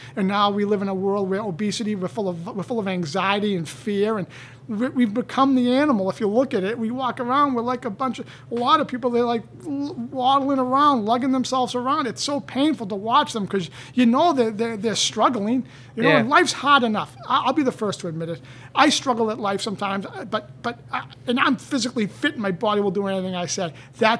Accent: Canton, United States; I grew up in Canton, and everyone to this day, they say, oh, you know …, he opened up juice bars.

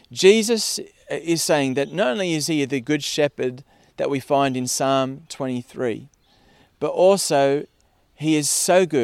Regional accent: Parkes, New South Wales, Australia; I grew up in Parkes uh, out west, and in Parkes it's sheep and wheat.

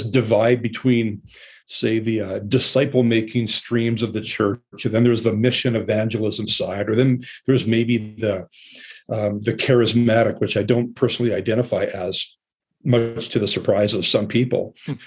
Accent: Calgary, Alberta, Canada; also born or lived in Fort McMurray; I grew up in Calgary, adopted at birth. I was raised in a good Mennonite home in Alberta

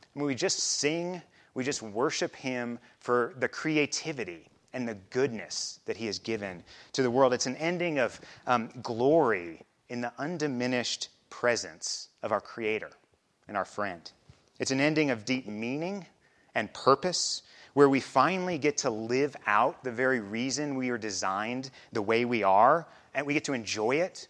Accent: Midwest, United States; moved away as an adult; also born or lived in Chicago area; now in Basalt, United States; I also grew up in the Midwest

